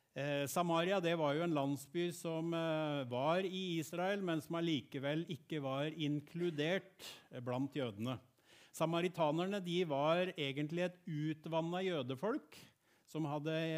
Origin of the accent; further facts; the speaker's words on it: Gjerpen, Vestfold og Telemark, Norway; Jeg vokste opp i Bertel misjonskirke i Gjerpen.